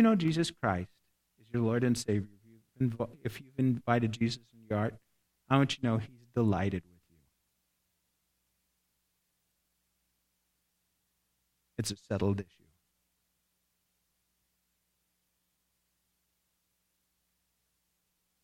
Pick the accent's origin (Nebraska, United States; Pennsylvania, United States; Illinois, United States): Nebraska, United States; I grew up in Nebraska. I'm a Cornhusker. Grew up in a little town